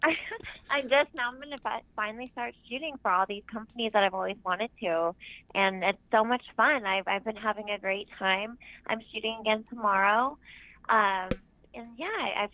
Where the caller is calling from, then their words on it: Los Angeles, California, United States; calling from Woodland Hills, California.